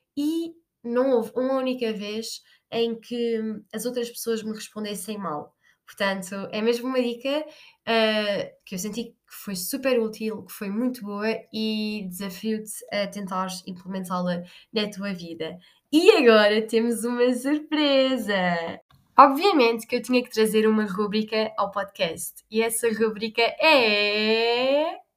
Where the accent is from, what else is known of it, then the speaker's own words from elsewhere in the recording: Portugal; nós portugueses